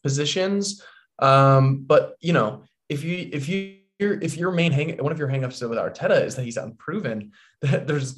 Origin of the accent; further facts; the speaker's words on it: London, United Kingdom; I grew up in London